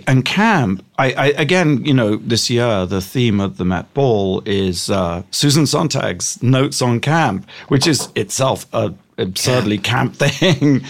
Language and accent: English; Gosport, South East England, United Kingdom; moved away as an adult; now in United States; I grew up in England.